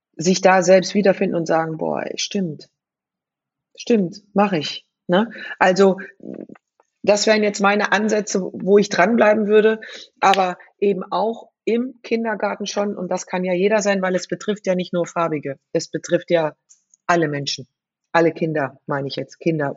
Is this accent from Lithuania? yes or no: no; Frankfurt, Hesse, Germany; ich bin in Bonames groß geworden